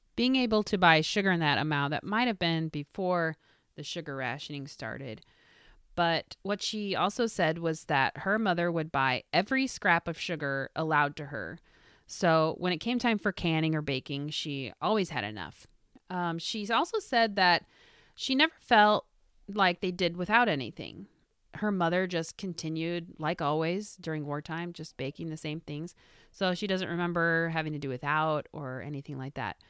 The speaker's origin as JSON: {"language": "English", "region": "Midwest", "country": "United States", "tie": "born or raised there", "moved": "yes", "said": "I grew up in the Midwest"}